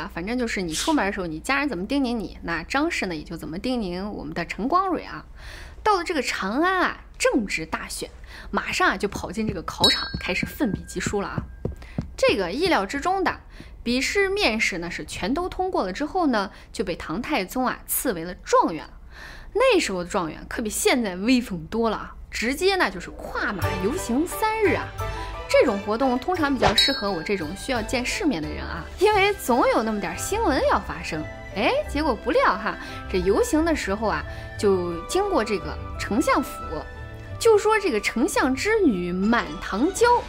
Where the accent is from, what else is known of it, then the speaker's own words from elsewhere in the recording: Shaanxi, China; 在下呢是如假包换的。陕西人，没想到吧？